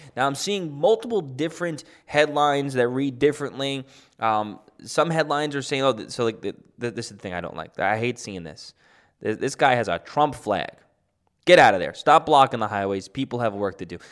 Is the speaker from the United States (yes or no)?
yes; United States; I'm American with Italian ancestry.